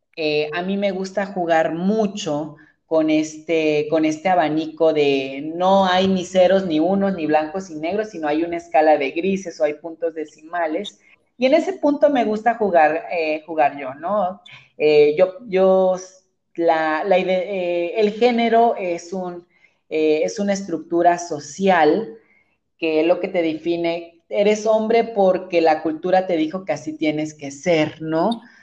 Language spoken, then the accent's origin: Spanish; Santiago Juxtlahuaca, Oaxaca, Mexico; yo soy de la Mixteca, soy de un pueblo que se llama Santiago Juxlahuaca